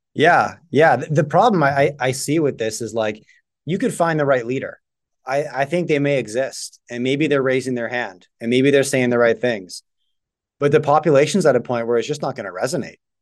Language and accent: English; Canada; I was just born here